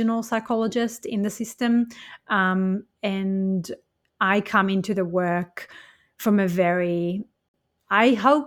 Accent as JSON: {"language": "English", "country": "Israel", "tie": "born or raised there", "moved": "yes", "said": "I was born and raised in Israel as a Jewish person"}